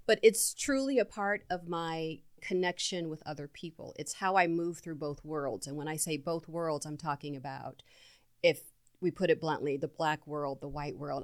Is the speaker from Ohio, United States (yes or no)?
yes; Mansfield, Ohio, United States; growing up in Mansfield, Ohio, in this small town raised by three women